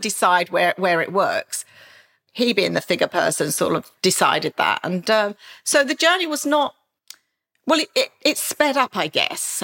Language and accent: English; Maidstone, South East England, United Kingdom; a very sort of back street area of Maidstone, my hometown